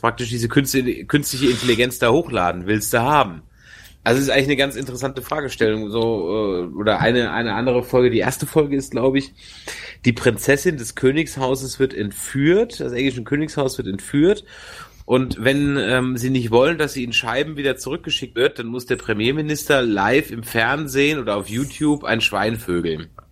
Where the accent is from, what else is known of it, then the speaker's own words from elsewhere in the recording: Germany; so als Deutscher